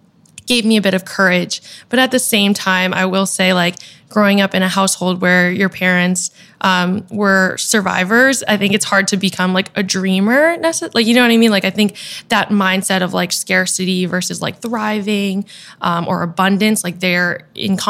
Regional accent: Boston, Massachusetts, United States; now in New York City, United States; I am a Vietnamese American. I'm from Boston originally, and now I'm based out of New York City

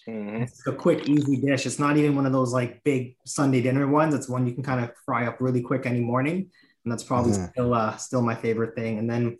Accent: Canada; also born or lived in Trinidad; I'm from Trinidad. I was born there, but I've been raised in Canada most of my life. So probably been here since about 1990.

